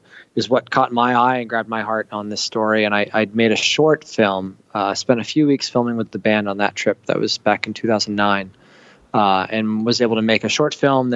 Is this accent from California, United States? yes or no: no; Maine, United States; since I was a kid, I grew up in Maine